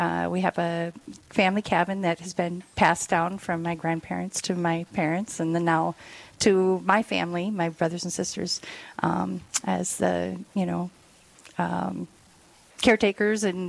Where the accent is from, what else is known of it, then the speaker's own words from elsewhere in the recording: Ely, Minnesota, United States; also born or lived in South Dakota; I am from Ely. My parents were born and raised there. And so I've had a lot of connections, roots in Ely